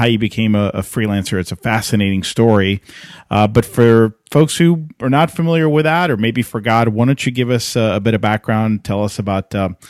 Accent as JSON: {"language": "English", "town": "Atlanta", "region": "Georgia", "country": "United States", "tie": "born or raised there", "said": "here in my hometown of Atlanta."}